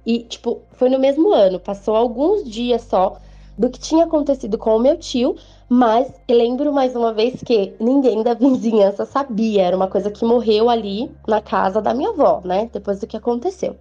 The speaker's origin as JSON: {"language": "Portuguese", "region": "São Paulo", "country": "Brazil", "said": "eu sou de São Paulo"}